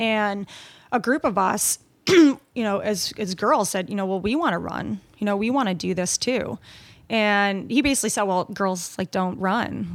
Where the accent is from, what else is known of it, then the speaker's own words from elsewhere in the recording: Long Island, New York, United States; also born or lived in Canada / England / Scotland; We lived on Long Island